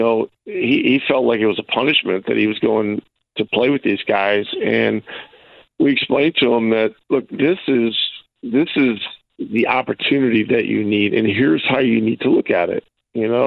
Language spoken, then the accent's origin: English; Ogdensburg, New York, United States; now in Indianapolis, United States; my hometown in Ogdensburg